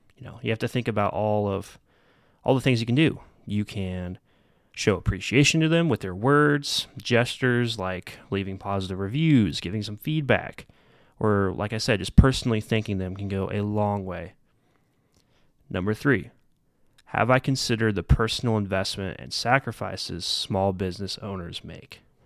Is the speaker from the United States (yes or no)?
yes; Midwest, United States; also born or lived in Derby, Kansas; I'm coming from the Midwest